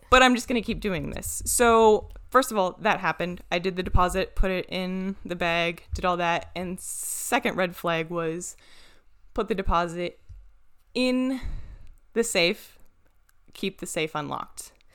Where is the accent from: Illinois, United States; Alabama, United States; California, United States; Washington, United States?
Washington, United States; moved away; I'm from Washington